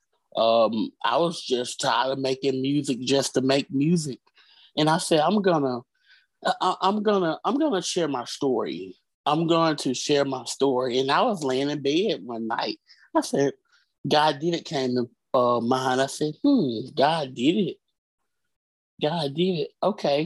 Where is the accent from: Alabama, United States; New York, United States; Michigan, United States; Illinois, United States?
Alabama, United States; Birmingham; Originally, I'm from Birmingham, Alabama.